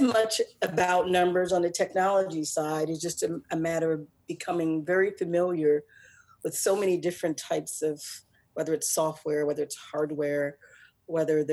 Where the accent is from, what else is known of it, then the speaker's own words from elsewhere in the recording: Newark, New Jersey, United States; moved away as an adult; now in Midwest, United States; I'm originally from Newark